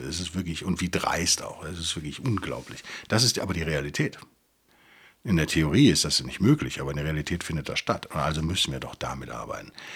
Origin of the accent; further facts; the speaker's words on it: Rhineland, Germany; als Rheinländer